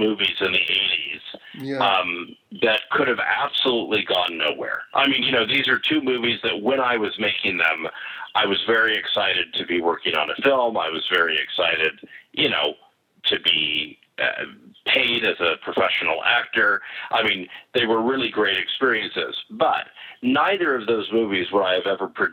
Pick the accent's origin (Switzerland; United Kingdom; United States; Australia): United States; San Diego, California; I grew up in San Diego, California, and I had done some, you know, local theater